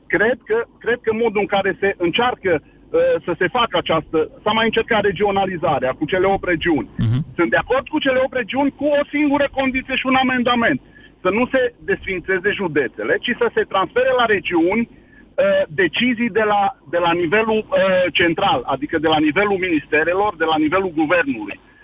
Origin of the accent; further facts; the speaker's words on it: Arad, Arad County, Romania; Sunt român din Arad, român, român cu uh, strămoși în Bucovina